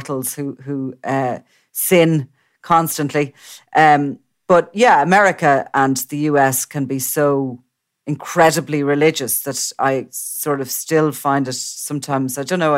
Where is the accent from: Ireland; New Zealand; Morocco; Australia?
Ireland